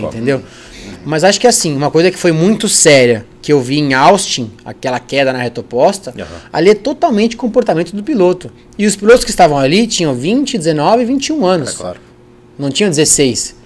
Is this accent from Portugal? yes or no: no; Spain; also born or lived in Brazil; eu, como me criei na Espanha